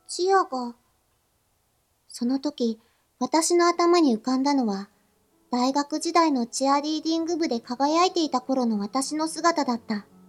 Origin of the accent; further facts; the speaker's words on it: Asahikawa, Hokkaido, Japan; moved away as an adult; also born or lived in Tokyo; 私は北海道旭川市で育った